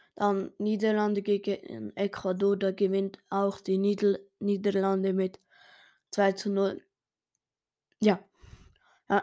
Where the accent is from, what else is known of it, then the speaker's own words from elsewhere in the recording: Switzerland; Ich als Schweizer